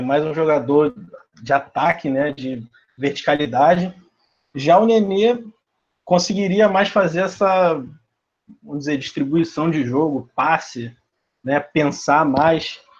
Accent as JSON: {"language": "Portuguese", "region": "Rio de Janeiro", "country": "Brazil", "said": "Sou do Rio de Janeiro, capital mesmo"}